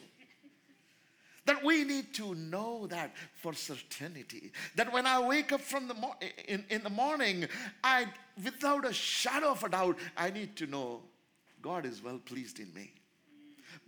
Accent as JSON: {"language": "English", "country": "India", "said": "in India, being an Indian"}